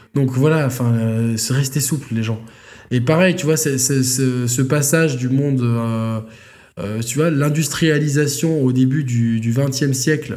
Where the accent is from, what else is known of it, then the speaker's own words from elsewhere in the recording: Provence-Alpes-Côte d'Azur, France; nous, en tant que provençaux